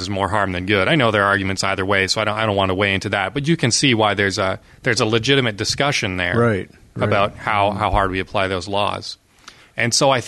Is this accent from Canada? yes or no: yes; Canada; as a Canadian